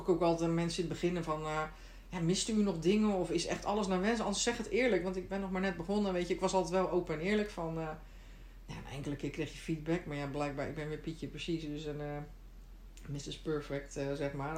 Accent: Netherlands; moved away as an adult; now in Sweden

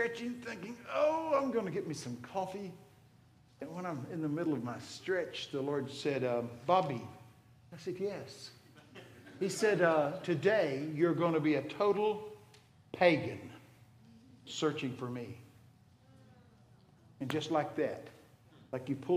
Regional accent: Texas, United States; I'm from Texas.

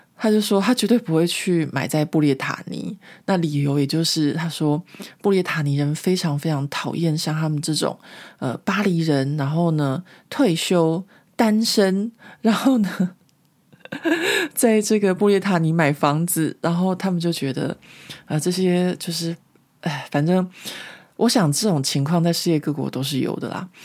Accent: Taiwan; moved away as an adult; also born or lived in Taipei; now in France; 我们因为在台湾长大

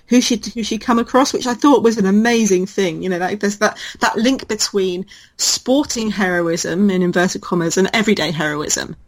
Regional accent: United Kingdom; as a British person

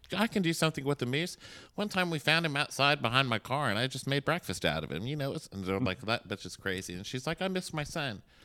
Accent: Texas, United States; moved away; I'm from Texas

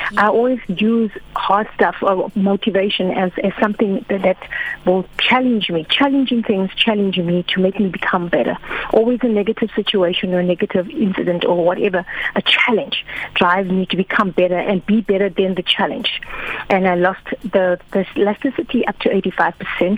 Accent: KwaZulu-Natal, South Africa; moved away as an adult; also born or lived in Eastern Cape; now in Cape Town, South Africa; I moved to Eastern Cape because I was from Natal

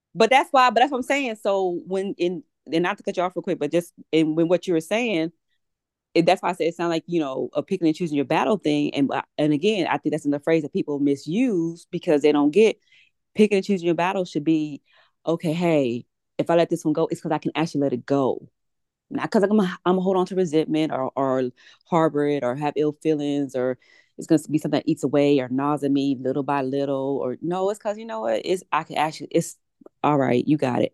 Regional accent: Houston, Texas, United States; I'm from Houston, born and raised.

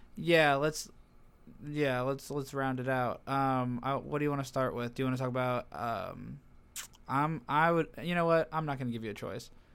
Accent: United States; I'm American

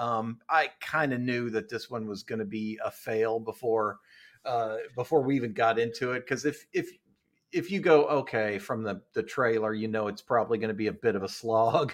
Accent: Ohio, United States; my hometown in in uh, Ohio

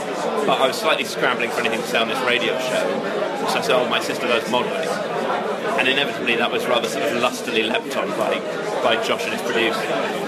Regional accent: Tokyo, Japan; born there; I was born in Tokyo

